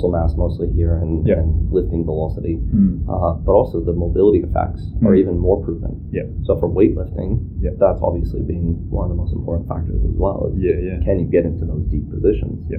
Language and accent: English; Hawaii, United States; I grew up mostly in Polynesia, I grew up in Hawaii